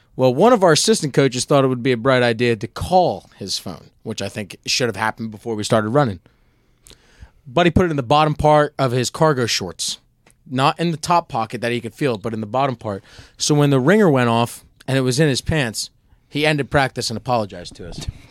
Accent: Nazareth, Pennsylvania, United States; I'm from Nazareth, Pennsylvania, the Lehigh Valley

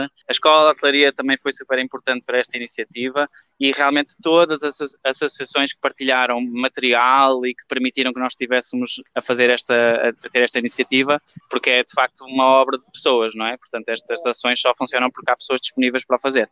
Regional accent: Portugal; a nossa sociedade, não é, enquanto portuguesa

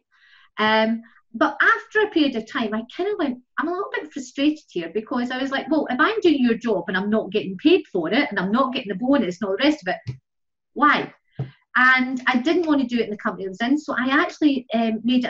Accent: Ireland; moved away as an adult; now in Scotland, United Kingdom; I moved from Ireland to Scotland, as I say, 29 years ago

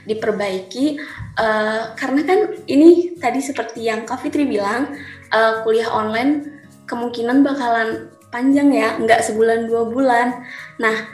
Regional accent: Sukabumi, West Java, Indonesia; menurut aku pribadi, karena aku kan dari Sukabumi, yang tentunya kalau misalkan nanti kuliahnya offline, otomatis aku kan di Ciputat ya ngekos

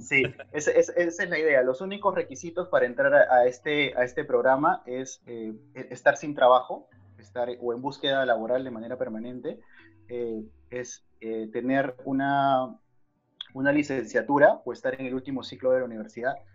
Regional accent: Peru; somos, somos peruanos, somos peruanos.

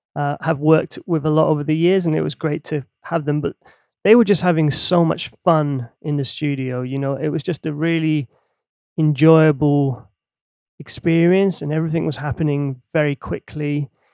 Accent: Helsinki, Uusimaa, Finland; now in London, United Kingdom; growing up in Helsinki in Finland

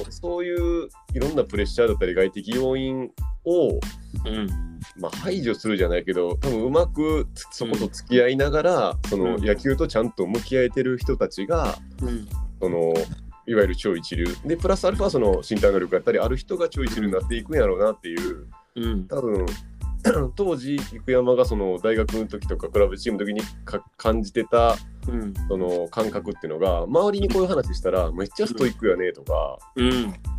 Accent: Osaka, Japan; 当時大阪に地元の大阪に

